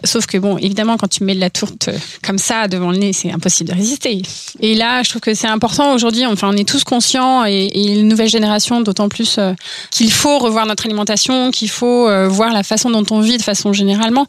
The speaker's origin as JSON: {"language": "French", "town": "Orsay", "region": "Île-de-France", "country": "France", "tie": "born or raised there", "said": "je viens d'Orsay, donc de la vallée chevreuse, et euh, là-bas c'est un peu conditionné en fait, puisque tu grandis entre le CNRS"}